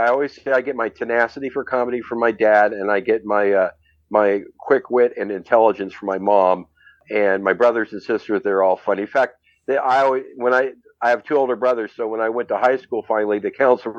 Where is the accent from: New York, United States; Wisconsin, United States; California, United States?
California, United States; West Covina; moved away as an adult; also born or lived in San Gabriel, California / San Fernando Valley, California / Studio City, California / Sherman Oaks, California; now in Las Vegas, United States; I've born and raised in West Covina, and then I lived in the Valley up till 2019.